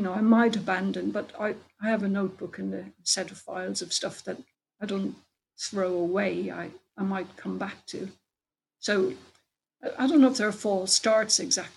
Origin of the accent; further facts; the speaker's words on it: Ireland; now in England; I'm Irish